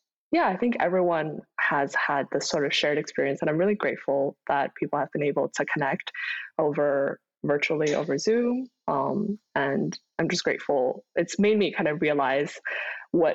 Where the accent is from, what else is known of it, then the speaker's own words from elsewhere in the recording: Kuala Lumpur, Malaysia; moved away as an adult; also born or lived in Dezhou, Shandong, China / Boston, United States; now in United States; I moved to Kuala Lumpur, Malaysia, the capital of Malaysia, when I was about 6 years old